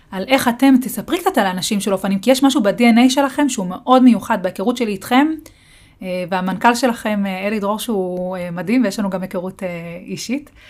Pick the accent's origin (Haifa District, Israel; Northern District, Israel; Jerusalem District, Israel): Jerusalem District, Israel; Beit Shemesh; אני אה, גם גדלתי בפריפריה, גדלתי בבית שמש